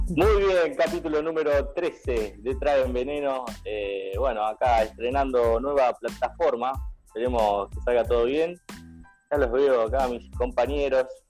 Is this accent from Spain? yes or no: no; Argentina; como argentinos